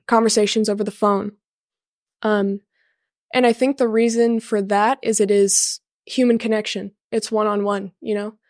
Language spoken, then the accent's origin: English; Garden Grove, California, United States; I'm from Garden Grove, California.